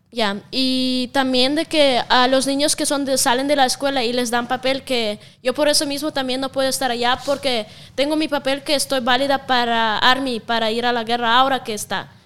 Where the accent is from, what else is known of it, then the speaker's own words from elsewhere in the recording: Siberia, Russia; accent: Russian; Spanish is a second language; also born or lived in Moscow, Russia / Spain; now in Mexico; soy de Rusia. Sí, pero de La parte de, Rusia que de donde soy se llama Siberia, es la parte más fría del mundo